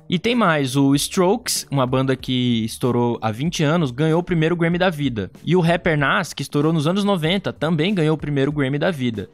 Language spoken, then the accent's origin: Portuguese; Brazil; eu sou brasileiro